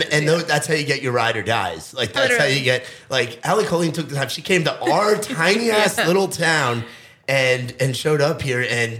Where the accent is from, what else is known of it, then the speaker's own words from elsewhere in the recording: New York, United States; moved away; I'm from New York. We don't have gas station pizza.